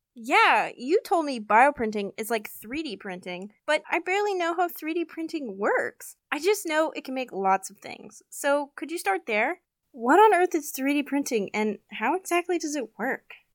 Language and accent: English; Park City, Utah, United States; now in Asheville, United States; I'm from Park City, Utah